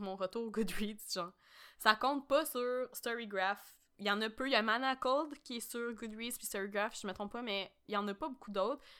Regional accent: Quebec, Canada; on est québécoise

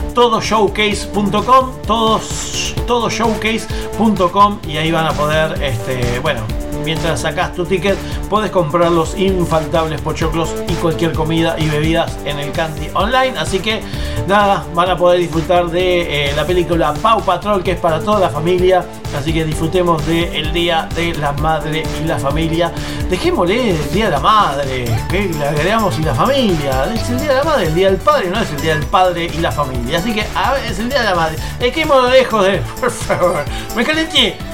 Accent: Argentina; nos llega el fandom aquí a nuestro país, bueno, a la Argentina

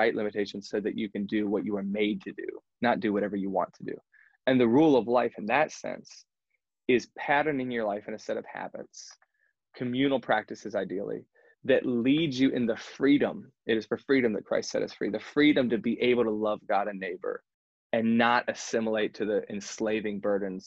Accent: United States; we're American

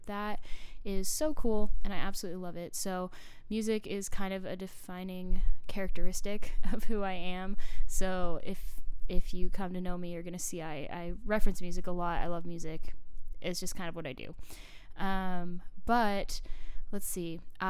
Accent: Arizona, United States; moved away as an adult; also born or lived in Oakville, Ontario, Canada; now in College Station, United States; I was raised for 13 years in Arizona. I moved there when I was 7.

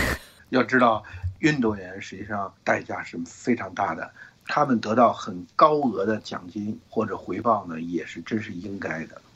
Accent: Beijing, China; now in San Francisco Bay Area, United States; 我们北京人

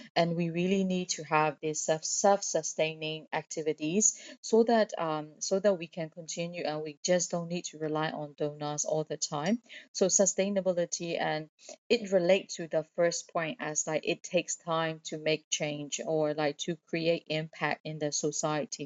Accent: Myanmar; born or raised there

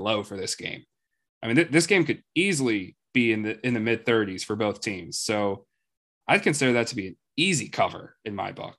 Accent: Baltimore, Maryland, United States; It's my hometown.

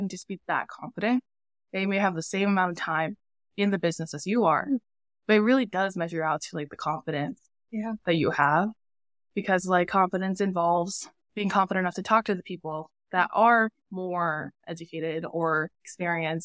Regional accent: Yakima, Washington, United States; moved away as an adult; also born or lived in San Diego; I grew up in Yakima

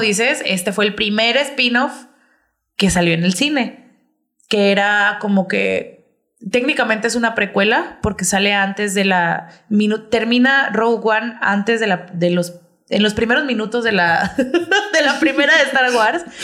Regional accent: Mexico; Somos mexicanos

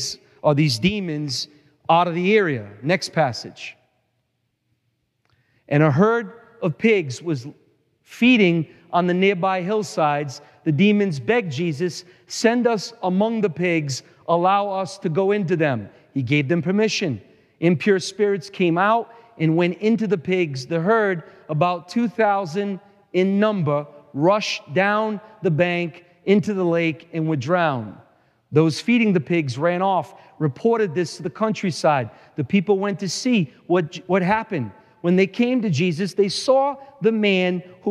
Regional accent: Providence, Rhode Island, United States; I grew up in Providence.

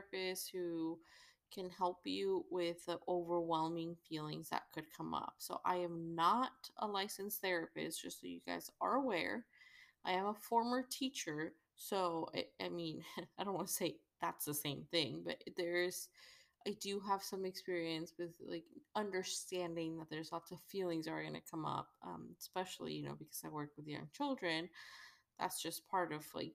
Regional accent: Mexico; I'm from Mexico

